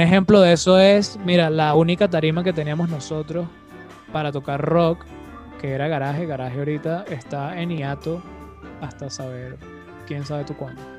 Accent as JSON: {"language": "Spanish", "country": "Venezuela", "said": "como venezolanos"}